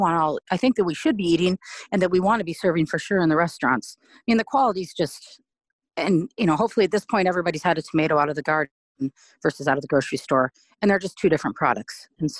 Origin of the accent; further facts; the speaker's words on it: Montana, United States; also born or lived in East Coast; I grew up in Montana, went to prep school and college. Some of high school, some of prep school back east, but most mainly in Montana.